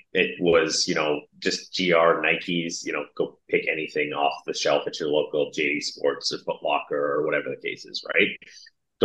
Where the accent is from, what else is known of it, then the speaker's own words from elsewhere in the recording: Toronto, Ontario, Canada; I'm from Toronto